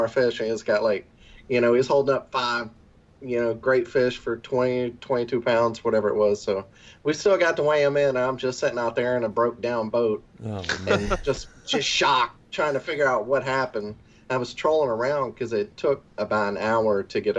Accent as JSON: {"language": "English", "town": "Biloxi", "region": "Mississippi", "country": "United States", "tie": "born or raised there", "moved": "yes", "said": "I came from Biloxi, Mississippi, which y'all, you know, Northerners, it's Mississippi does have a coast, so it's on a coast. So in between Biloxi and New Orleans, I grew up saltwater fishing mostly"}